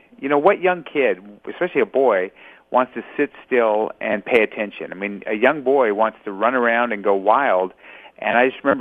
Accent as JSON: {"language": "English", "town": "Los Angeles", "region": "California", "country": "United States", "tie": "born or raised there", "said": "I was born in Los Angeles. So California born and raised."}